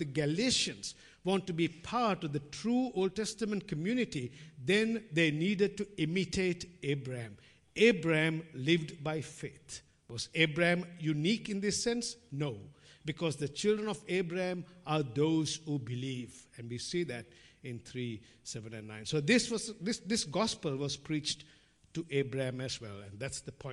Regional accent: Sri Lanka; moved away; growing up in Sri Lanka

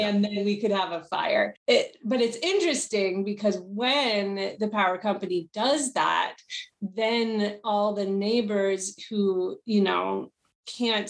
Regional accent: New York City, New York, United States; moved away as an adult; also born or lived in California; I come from New York City, so my initial geography was very much shaped by concrete

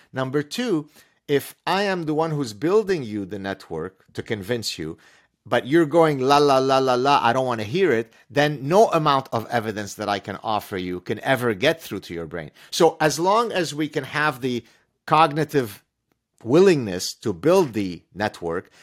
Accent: Lebanon; first language Arabic; English is a second language; now in Canada; at the time I was growing up in Lebanon

